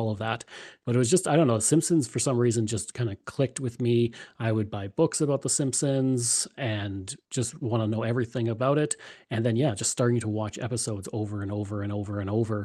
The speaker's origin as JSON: {"language": "English", "area": "outside Edmonton", "region": "Alberta", "country": "Canada", "tie": "born or raised there", "also_born_or_lived": "Calgary", "said": "I grew up outside Edmonton"}